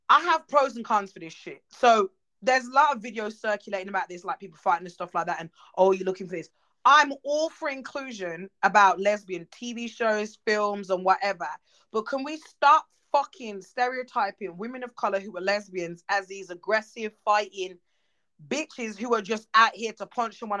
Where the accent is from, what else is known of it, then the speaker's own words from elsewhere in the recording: Jamaica; growing up, as you know, we're Jamaican.